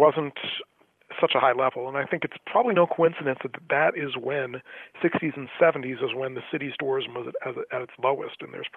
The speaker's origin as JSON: {"language": "English", "town": "Atlantic City", "region": "New Jersey", "country": "United States", "tie": "born or raised there", "said": "I grew up in Atlantic City, New Jersey. Was born there, grew up there, worked in a few casinos there"}